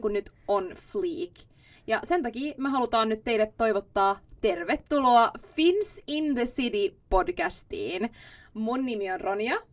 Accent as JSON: {"language": "Finnish", "town": "Espoo", "region": "Uusimaa", "country": "Finland", "tie": "born or raised there", "first_language": "Swedish", "second_language": "Finnish", "moved": "as an adult", "lives_now": "Stockholm, Sweden", "said": "Mä oon Espoosta kotoisin ja sitten mä oon asunut siellä niin kuin koko mun elämän perheen kanssa"}